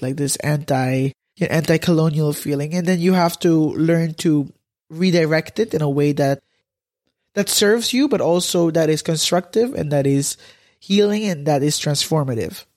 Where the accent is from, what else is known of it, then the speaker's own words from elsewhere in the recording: Curaçao; moved away as an adult; now in Netherlands; I'm from Curaçao.